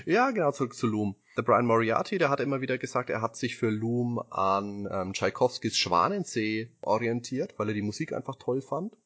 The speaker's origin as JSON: {"language": "German", "region": "Bavaria", "country": "Germany", "said": "ich komme aus Bayern"}